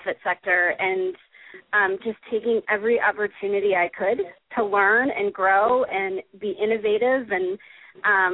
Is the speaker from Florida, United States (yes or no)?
no; Wisconsin, United States; also born or lived in San Diego / San Francisco / New York; now in Colorado, United States; I grew up in Wisconsin in a family that was incredibly focused on volunteerism